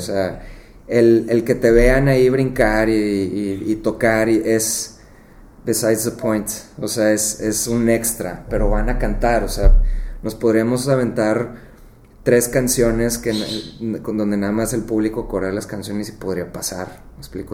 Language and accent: Spanish; Monterrey, Nuevo León, Mexico; moved away; also born or lived in McAllen, Texas; nací aquí en Monterrey